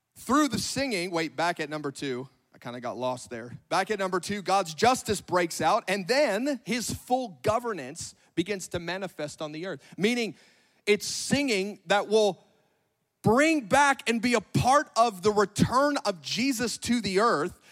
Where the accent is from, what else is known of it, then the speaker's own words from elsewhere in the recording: Northern California, United States; moved away as an adult; now in Grandview, United States; I'm from Northern California.